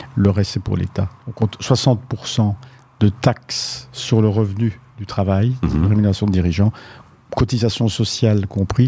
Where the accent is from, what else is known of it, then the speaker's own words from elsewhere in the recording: Belgium; en tant que Belge